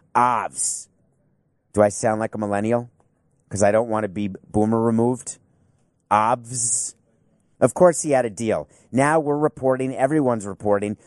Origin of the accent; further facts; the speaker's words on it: New York, United States; moved away; I grew up in New York.